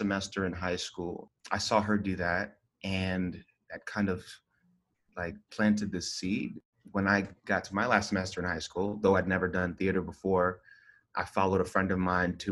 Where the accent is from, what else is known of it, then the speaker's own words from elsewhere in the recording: Stone Mountain, Georgia, United States; But the truth is, it's like Stone Mountain area. So right outside of Atlanta.